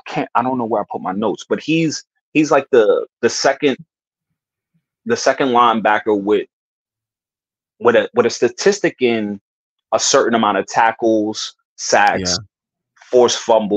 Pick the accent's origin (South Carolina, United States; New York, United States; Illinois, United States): New York, United States; man, yo, I'm from New York, home of the hustlers.